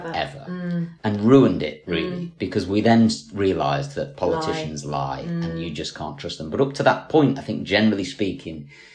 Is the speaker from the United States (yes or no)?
no; Scotland, United Kingdom; I'm Scottish